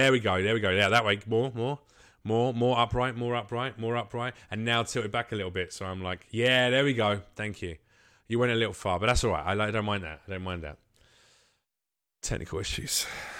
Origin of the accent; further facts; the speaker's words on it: the South, United States; I can't do the voice now. I'm from the South.